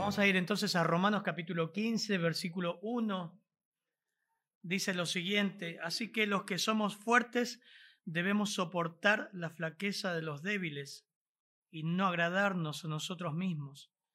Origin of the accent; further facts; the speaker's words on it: Argentina; Aunque somos argentinos, venimos de contextos tan diferentes